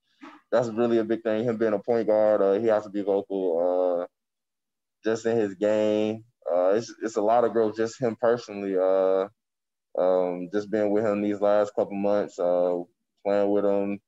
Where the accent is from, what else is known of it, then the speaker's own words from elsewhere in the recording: Charlotte, North Carolina, United States; I'm from Charlotte